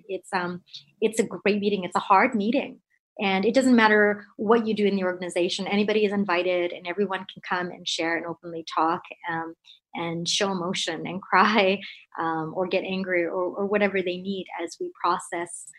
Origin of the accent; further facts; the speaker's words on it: Canada; I'm Indo-Canadian, born and brought up in Canada to immigrant parents